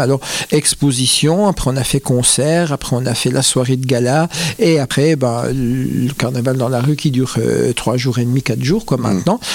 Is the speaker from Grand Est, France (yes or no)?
yes; Bains-les-Bains, Grand Est, France; je ne suis pas natif de Remiremont, je suis natif de Bain-les-Bains